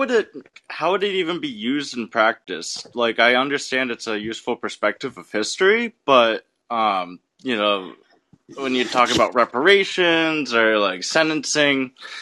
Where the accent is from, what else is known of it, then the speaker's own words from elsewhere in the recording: New England, United States; I'm from New England. Not a lot of black people around here.